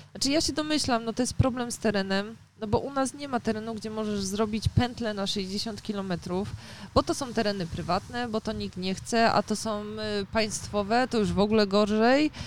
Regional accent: Poznań, Greater Poland, Poland; u nas w Poznaniu

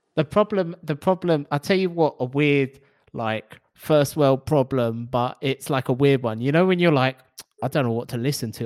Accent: London, United Kingdom; growing up in London

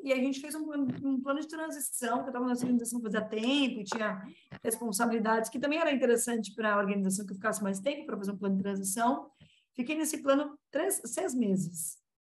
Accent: Guarulhos, São Paulo, Brazil; moved away as an adult; now in São Paulo, Brazil; Guarulhos está na Grande São Paulo. Nasci em Guarulhos, me mudei para São Paulo há coisa de 12 anos

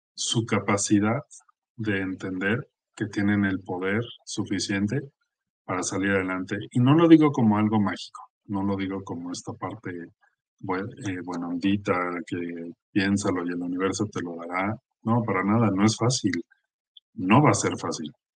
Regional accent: Mexico; el ambiente en el que estamos viviendo como mexicanos

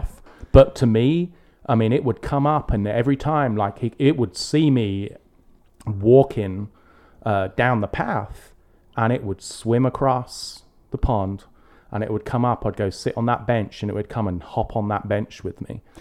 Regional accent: England, United Kingdom; growing up in England

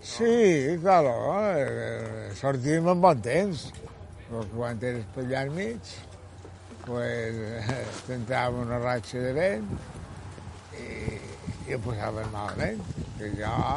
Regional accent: Colònia de Sant Jordi, Balearic Islands, Spain; also born or lived in Palma; i ja l'any vaig venir aquí, i tota la vida he viscut aquí

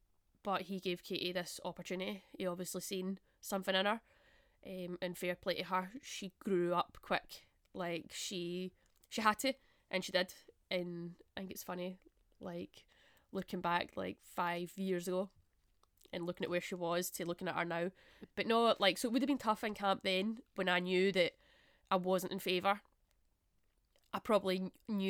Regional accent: Glasgow, Scotland, United Kingdom; I'm born in Glasgow, I'm Scottish, I played for Scotland

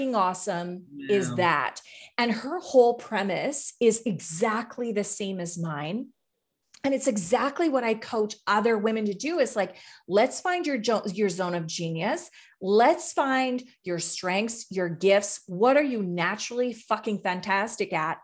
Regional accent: Canada; I'm from Canada.

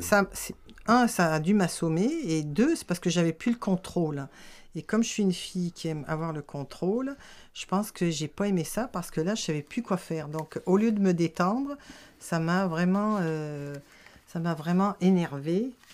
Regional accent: France; moved away as an adult; now in Quebec, Canada; je suis née en France. Euh, je suis au Québec depuis 40 ans

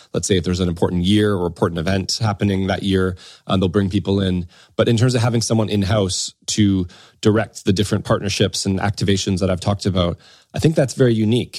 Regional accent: Windsor, Ontario, Canada; moved away as an adult; now in United Kingdom; I'm originally from Canada, a place called Windsor, Ontario, which is across from Detroit, um, kind of southwestern Ontario.

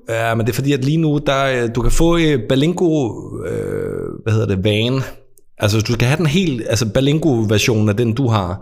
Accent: Als, Southern Denmark, Denmark; jeg er jo ikke jyde. Jeg er alsing

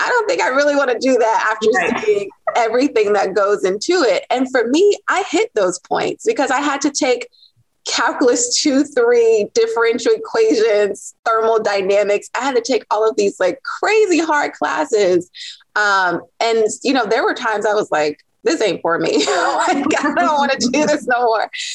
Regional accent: Norfolk, Virginia, United States; I'm from Norfolk, Virginia.

